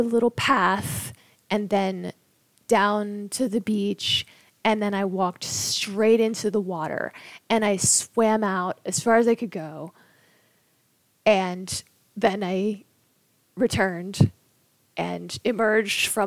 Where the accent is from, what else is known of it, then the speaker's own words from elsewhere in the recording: Knoxville, Tennessee, United States; when I was a little kid growing up in Knoxville, Tennessee